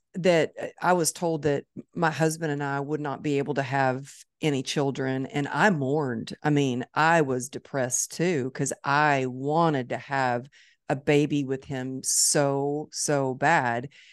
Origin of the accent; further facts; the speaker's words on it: Dallas, Texas, United States; It's my hometown